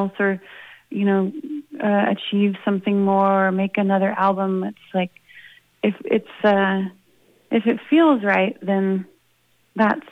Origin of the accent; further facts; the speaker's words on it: Idaho, United States; also born or lived in Boston; now in Boise, United States; I'm from Idaho originally